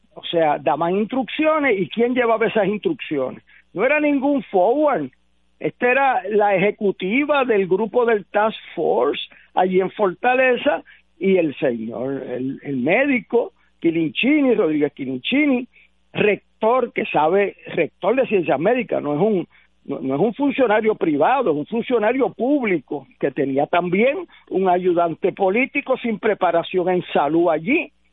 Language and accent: Spanish; Puerto Rico; nosotros mismos como puertorriqueños